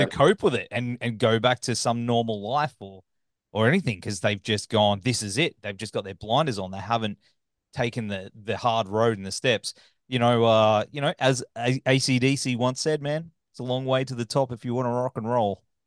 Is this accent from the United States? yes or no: no; Australia; accent: Australian; my backwards australian accent